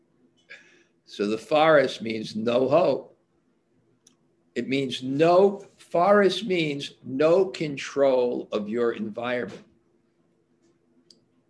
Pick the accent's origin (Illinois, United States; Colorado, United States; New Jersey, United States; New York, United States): New York, United States; New York City; I grew up in Brooklyn